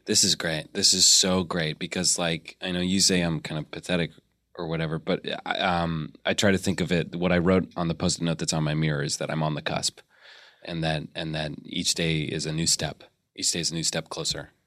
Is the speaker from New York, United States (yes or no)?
no; Seattle, Washington, United States; I'm from Seattle, Washington originally. I grew up in Seattle.